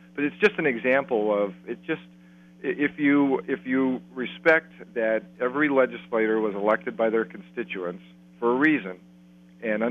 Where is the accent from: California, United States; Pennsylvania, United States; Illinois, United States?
Pennsylvania, United States; Columbia County; I'm from Columbia County.